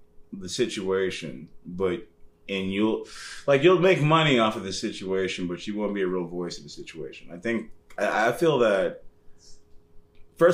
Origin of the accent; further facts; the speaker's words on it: Arizona, United States; growing up in Arizona